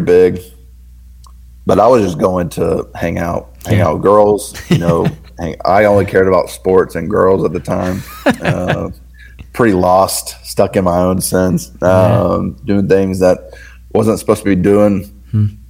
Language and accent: English; the South, Southern United States, United States; I'm in the South, so I grew up in the Bible Belt